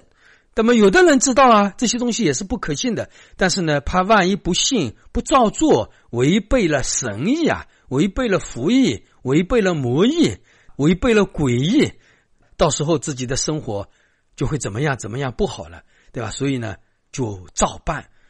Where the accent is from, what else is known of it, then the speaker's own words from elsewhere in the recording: China; 所以我们中国人的礼是很多。